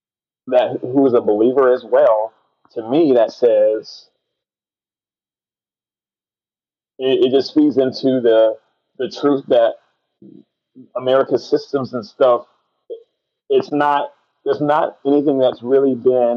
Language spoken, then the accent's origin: English; United States; as a Christian who is American